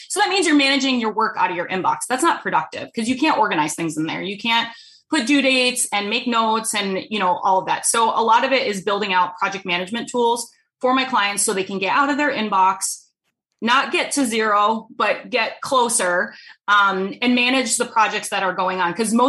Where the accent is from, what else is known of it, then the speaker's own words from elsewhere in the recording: East Coast, United States; I'm from the East Coast originally, so I'm a top fast talker.